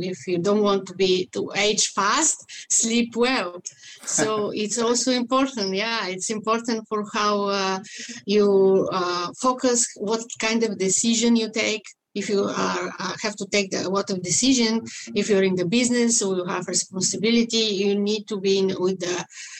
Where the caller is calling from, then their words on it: Vancouver, British Columbia, Canada; I'm located in Vancouver, Canada, in BC, British Columbia.